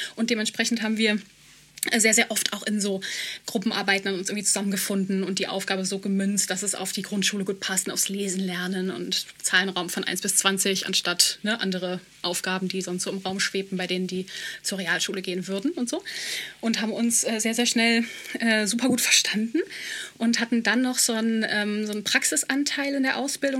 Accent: Germany; Ich, äh, bla bla, aus Europa, dies, das. Ah ja, Deutschland

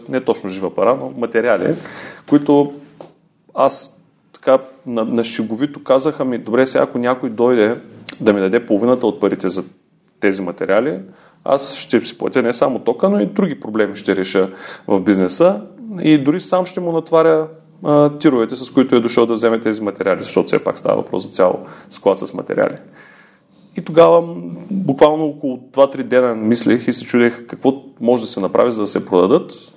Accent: Ruse, Ruse Province, Bulgaria; Аз съм си от Русе, живял съм на различни места по света

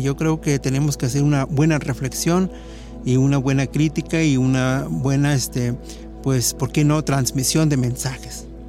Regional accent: Mexico; como mexicanos

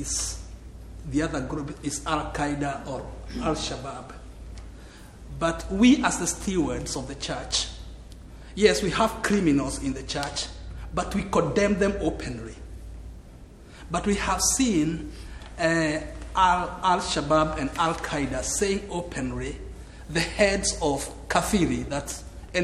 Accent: Kenya; I come from Kenya.

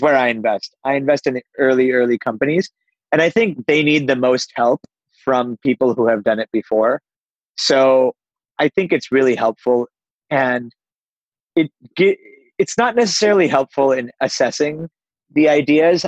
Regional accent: Pittsburgh, Pennsylvania, United States; I grew up on the East Coast of the United States in Pittsburgh, but uh, I'm of Indian heritage

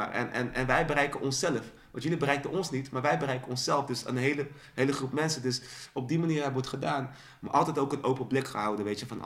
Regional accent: Dordrecht, South Holland, Netherlands; Ehm, wij komen uit Dordrecht. Ja. Dus we hadden zo een underdog-positie.

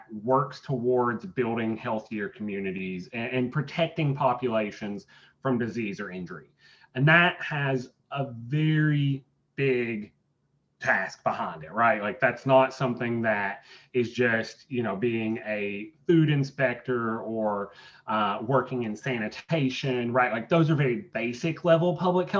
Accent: Irvine, Kentucky, United States; moved away as an adult; now in Lexington, United States; I grew up in Irvine, Estill County

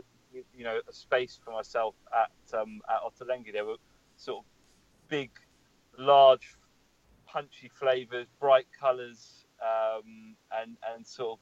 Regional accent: London, United Kingdom; I'm from London, born and raised.

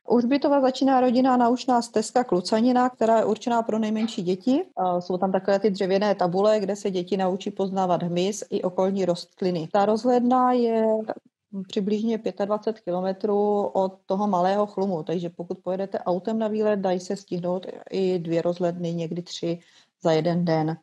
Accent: South Moravian Region, Czechia; jsme z Jižní Moravy

